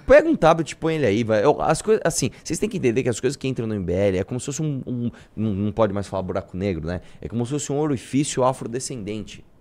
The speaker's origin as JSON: {"language": "Portuguese", "country": "Brazil"}